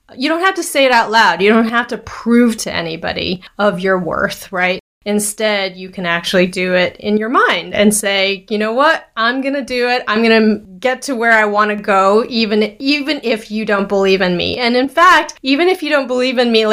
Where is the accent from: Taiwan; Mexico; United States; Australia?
Taiwan; Taipei; I'm Taiwanese. I was born in Taiwan, Taipei, Taiwan